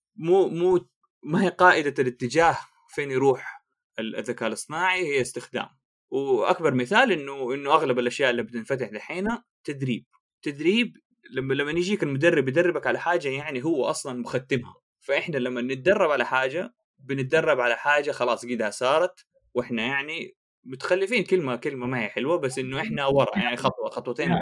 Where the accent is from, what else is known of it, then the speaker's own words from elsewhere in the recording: Jeddah, Makkah Province, Saudi Arabia; moved away; انا من جده